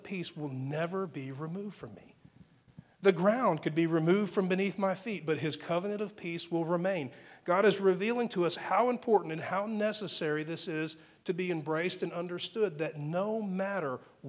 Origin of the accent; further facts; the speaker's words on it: Texas panhandle, United States; I grew up in the Texas panhandle